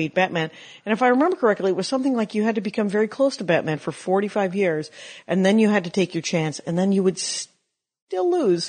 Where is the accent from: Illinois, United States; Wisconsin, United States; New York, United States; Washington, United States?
Wisconsin, United States; Milwaukee; I'm from Milwaukee.